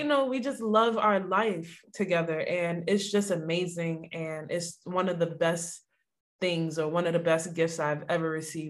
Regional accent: Mount Vernon, New York, United States; So I'm from Mount Vernon.

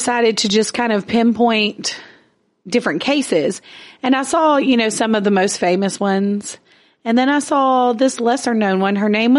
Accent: Logansport, Louisiana, United States; born or raised there; moved away as an adult; now in Shreveport, United States

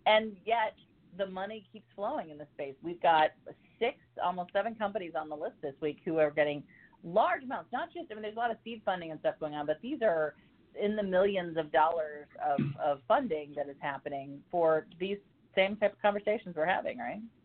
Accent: Ohio, United States; now in North Carolina, United States; my hometown of Ohio

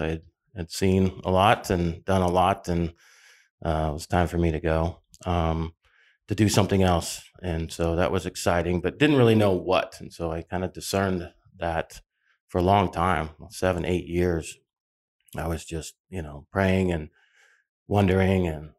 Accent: Phoenix, Arizona, United States; I'm a rarity these days in Arizona. I'm a native. I was born and raised here in Phoenix, Arizona. So this is not my destination or a destination. This is my home.

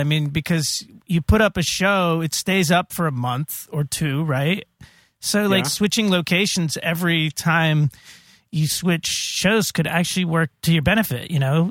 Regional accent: Indiana, United States; born there; Oh, so, you know, I was born in Indiana.

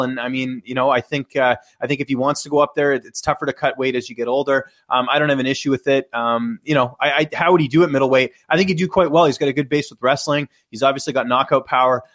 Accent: Canada; as a Canadian

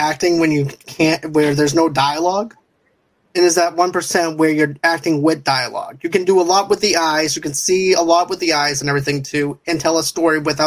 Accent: Boston, Massachusetts, United States; my hometown of Boston

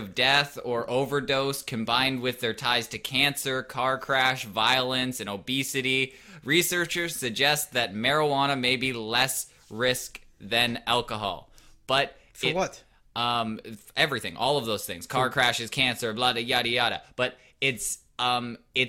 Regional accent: Canada; We're just Canadian

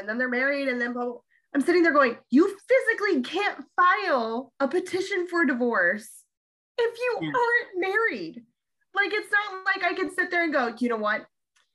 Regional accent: Ohio, United States; accent: Ohio; moved away

